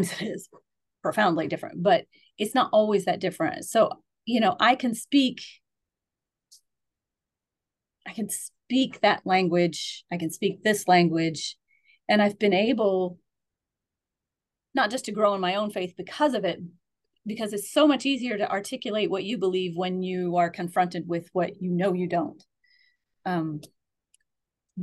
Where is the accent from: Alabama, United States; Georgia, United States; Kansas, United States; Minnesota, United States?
Alabama, United States; moved away as an adult; also born or lived in Troy, New York; now in Endicott, United States; I'm from Alabama. Women aren't preachers.